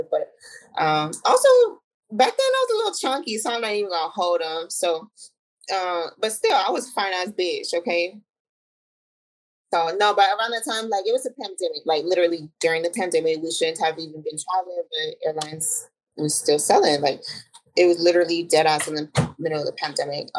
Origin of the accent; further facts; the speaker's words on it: Arizona, United States; I'm born and raised in Arizona